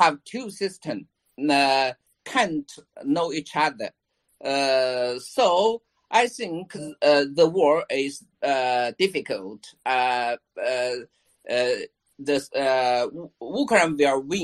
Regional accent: China; I'm from China.

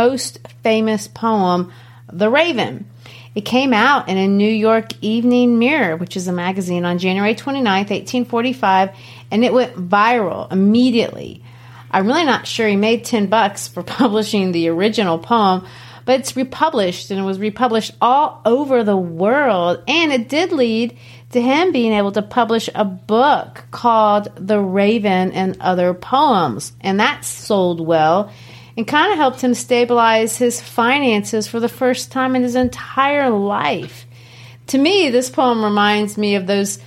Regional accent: Brazil; now in United States; Growing up in Brazil, of course, we didn't have Halloween

